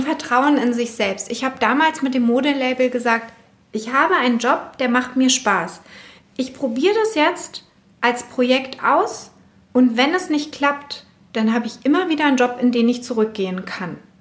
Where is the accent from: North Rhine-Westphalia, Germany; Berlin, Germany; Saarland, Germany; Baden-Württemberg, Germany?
Berlin, Germany; ich bin in West-Berlin aufgewachsen